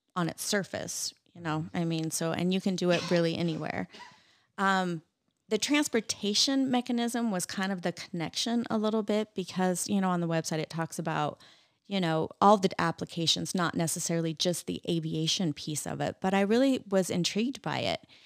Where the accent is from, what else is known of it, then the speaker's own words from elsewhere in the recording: Roy, Utah, United States; also born or lived in Layton, Utah / Clearfield, Utah; I grew up in, uh, Utah